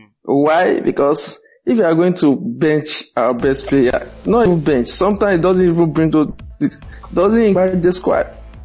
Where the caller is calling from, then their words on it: Ibadan, Oyo, Nigeria; Yeah, this is …, fellow Ghana. I'm speaking from Ibadan, really.